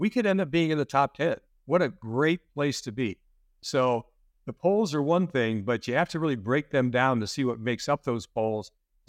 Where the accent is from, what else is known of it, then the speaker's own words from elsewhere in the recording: Western Pennsylvania, United States; now in New Jersey, United States; Even though I grew up in Western Pennsylvania, I've been a lifetime Yankees fan.